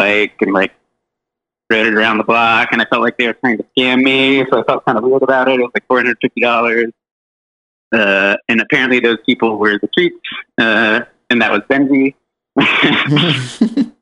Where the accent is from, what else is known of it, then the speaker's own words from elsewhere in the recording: Pittsburgh, Pennsylvania, United States; moved away as an adult; also born or lived in Seattle / San Francisco; I grew up in Pittsburgh, moved to Seattle, didn't like Seattle. Moved to San Francisco